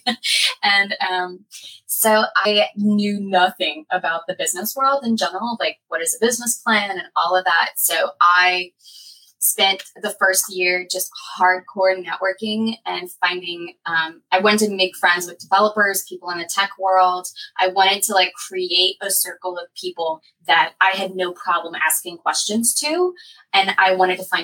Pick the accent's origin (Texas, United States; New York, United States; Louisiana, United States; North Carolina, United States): Louisiana, United States; Lafayette; also born or lived in New Orleans; now in Slidell, United States; I am from Lafayette, Louisiana